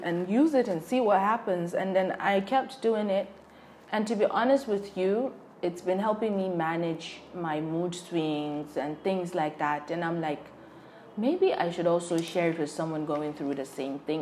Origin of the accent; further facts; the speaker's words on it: Borno, Nigeria; I'm from Borno, and you know how Borno people are with tea